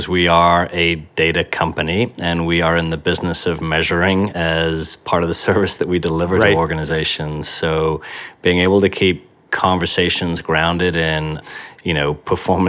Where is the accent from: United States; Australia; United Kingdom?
United Kingdom; Yorkshire and the Humber; I was brought up in Yorkshire in the northeast of England